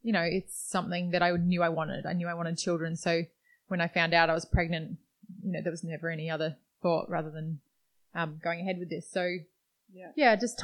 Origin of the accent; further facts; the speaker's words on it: Perth, Western Australia, Australia; we grew up in Perth, Western Australia.